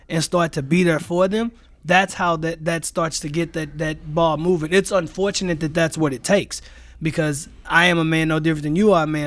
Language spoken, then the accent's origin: English; St. Louis, Missouri, United States; moved away as an adult; now in Green Bay, United States; I am born and raised in Saint Louis, Missouri